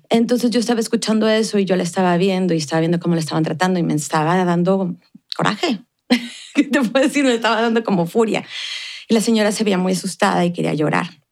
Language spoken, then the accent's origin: Spanish; Ciudad Juárez, Chihuahua, Mexico; born or raised there; moved away as an adult; now in El Paso, United States